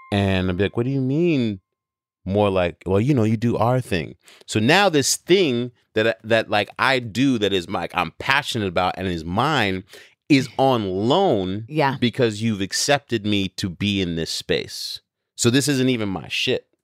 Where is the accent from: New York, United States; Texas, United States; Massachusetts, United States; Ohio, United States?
New York, United States; because I grew up in New York during the birth of hip hop, because I have this international background, because I've grown up around the world traveling with my father as a jazz musician